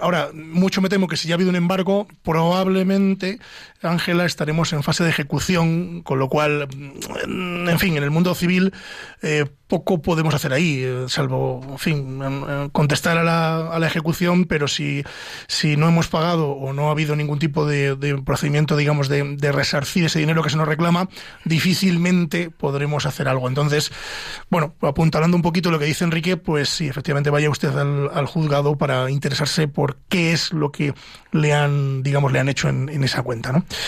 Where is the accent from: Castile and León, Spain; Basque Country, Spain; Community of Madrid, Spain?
Castile and León, Spain; Pedro Bernardo; Yo que soy de Ávila, de Pedro Bernardo